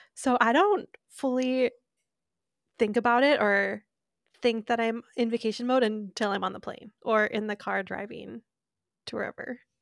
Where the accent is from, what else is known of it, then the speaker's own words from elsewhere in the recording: Minnesota, United States; I'm a Minnesotan.